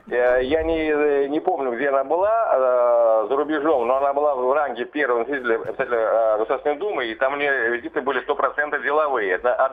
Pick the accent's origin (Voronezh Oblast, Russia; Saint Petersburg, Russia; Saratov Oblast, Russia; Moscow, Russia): Saratov Oblast, Russia; у нашего земляка великого Вячеслава Викторовича Володина.